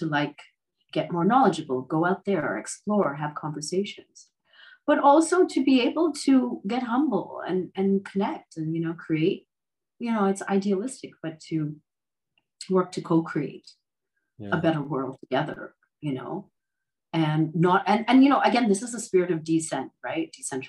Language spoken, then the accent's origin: English; Canada; born there; I mean, look, I was born in Canada. Mm-hmm. I've lived in the States.